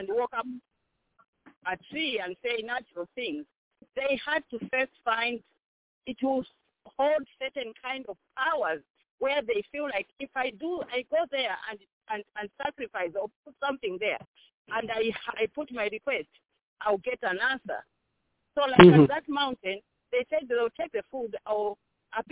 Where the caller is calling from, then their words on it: South Bend, Indiana, United States; I'm calling from Indiana, South Bend